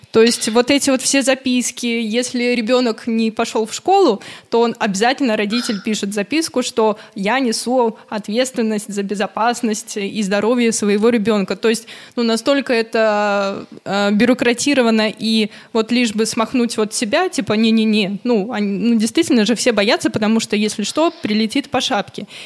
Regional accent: Buryatia, Russia; Это все было в Бурятии, откуда я родом

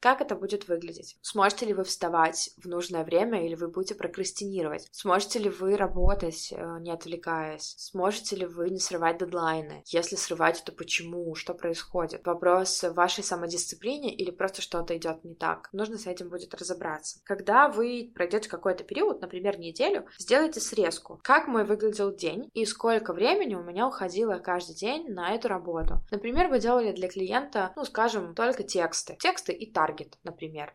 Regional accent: Barysaw, Minsk Region, Belarus; я из Борисова

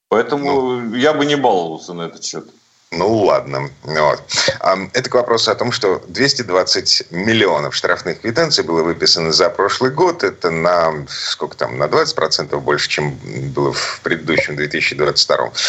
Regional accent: Saint Petersburg, Russia; из Петербурга

